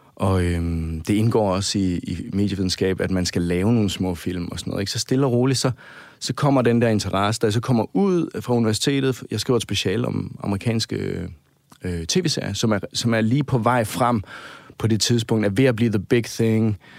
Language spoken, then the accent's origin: Danish; Svendborg, Southern Denmark, Denmark; moved away; der jeg bor hjemme i Svendborg